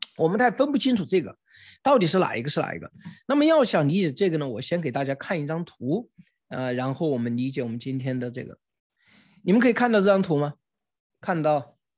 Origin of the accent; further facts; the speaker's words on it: China; 我们中国人